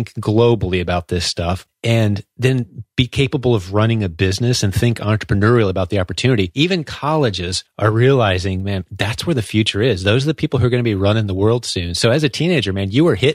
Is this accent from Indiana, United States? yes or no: yes; Indianapolis, Indiana, United States; central Indiana, which is my hometown as well, Indianapolis